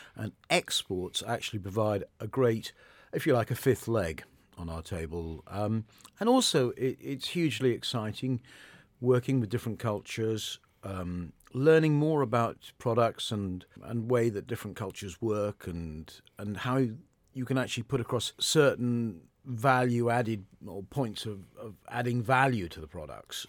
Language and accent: English; Modbury, South West England, United Kingdom; moved away as an adult; also born or lived in London; I grew up in the Modbury area.